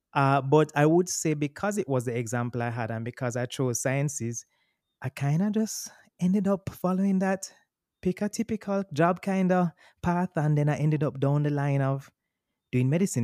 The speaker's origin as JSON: {"language": "English", "town": "Kingston", "country": "Jamaica", "tie": "born or raised there", "also_born_or_lived": "Boston", "said": "I'm born and raised in Kingston, Jamaica"}